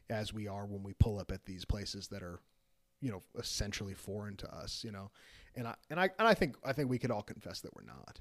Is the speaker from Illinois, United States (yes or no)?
yes; outside of Chicago, Illinois, United States; moved away; I grew up outside of Chicago